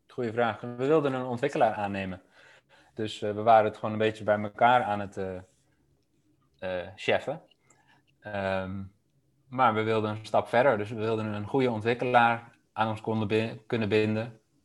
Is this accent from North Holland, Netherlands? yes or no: yes; Amsterdam, North Holland, Netherlands; moved away as an adult; also born or lived in Delft; Ik kwam zelf uit Amsterdam.